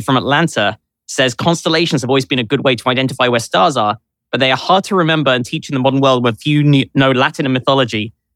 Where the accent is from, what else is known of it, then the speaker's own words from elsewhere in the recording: London, United Kingdom; I grew up in London